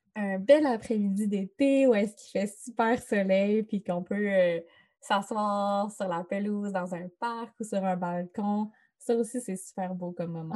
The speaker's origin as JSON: {"language": "French", "town": "Chicoutimi", "region": "Quebec", "country": "Canada", "tie": "born or raised there", "said": "ça se passe euh, dans ma ville natale"}